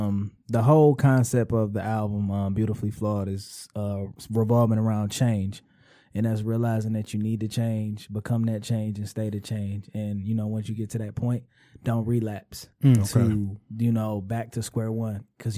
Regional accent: Detroit, Michigan, United States; West Side, Detroit. I grew up pretty much majority West Side, 6 Mile mainly.

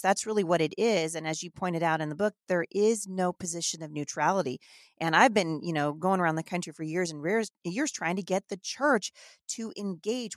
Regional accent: Northern United States, United States; accent: Northern; I'm not from the South, so really, I've been told I just have a Northern accent

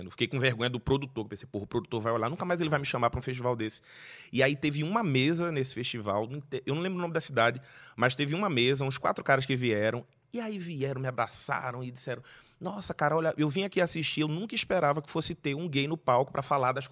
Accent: Recife, Pernambuco, Brazil; now in São Paulo, Brazil; eu falo que sou de Recife, que tal, mudei para São Paulo, que foi me, me, adaptando.

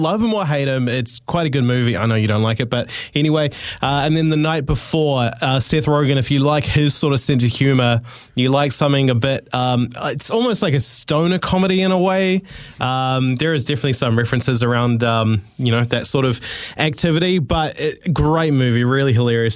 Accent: New Zealand; growing up on Christmas in the '90s in New Zealand

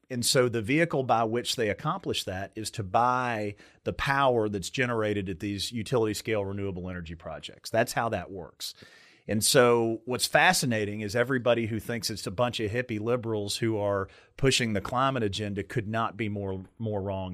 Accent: Meade County, Kentucky, United States; I grew up in Meade County, Kentucky

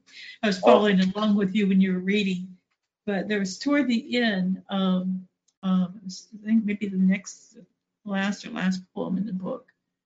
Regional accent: Midwest, United States; I came from the Midwest, and it was beautiful out there.

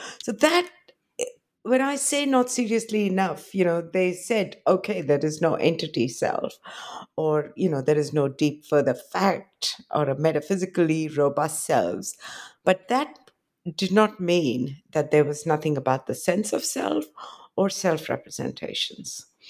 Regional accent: India; I come from India, but I was trained. I did my PhD in the West. I did my first 2 degrees in Delhi.

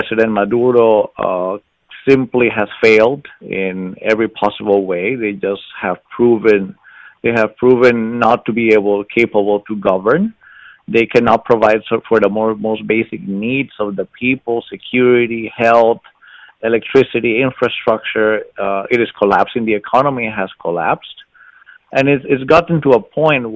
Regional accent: Costa Rica; now in Florida, United States; I'm originally from Costa Rica, but I'm an academic based here in Florida.

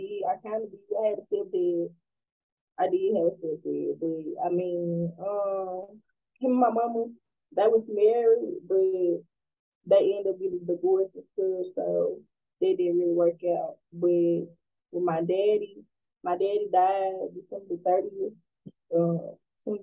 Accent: Memphis, Tennessee, United States; I'm from Memphis, Tennessee, and I am 20 years old

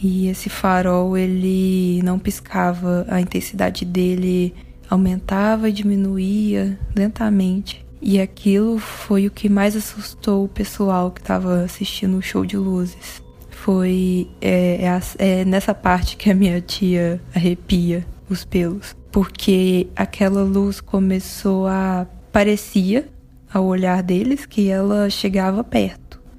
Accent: Divinópolis, Minas Gerais, Brazil; Eu sou mineira é, de uma cidade chamada Divinópolis, no interior do estado.

